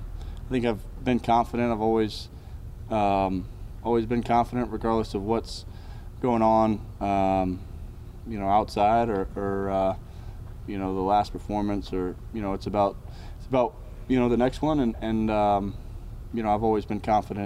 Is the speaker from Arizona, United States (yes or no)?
no; Charlotte, North Carolina, United States; growing up in Charlotte when the Panthers went to the Super Bowl in 2004, I remember that.